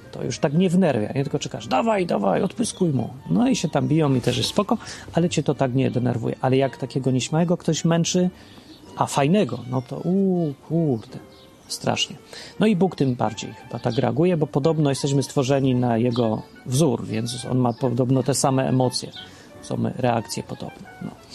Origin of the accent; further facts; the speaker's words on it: Poland; W rzeczywistości dawnej, w starej Polsce, w P R L-u